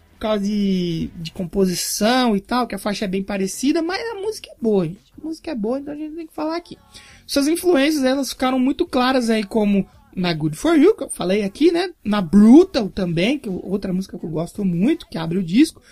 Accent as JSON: {"language": "Portuguese", "country": "Brazil", "said": "eu sou brasileiro"}